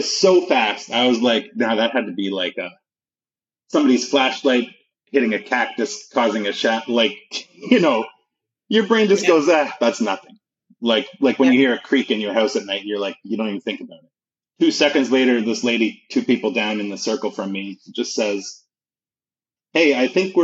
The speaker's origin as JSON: {"language": "English", "country": "Canada", "said": "Even being a Canadian"}